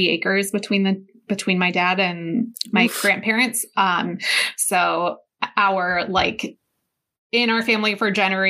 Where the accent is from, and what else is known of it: Medina, United States; born or raised there; also born or lived in Lakewood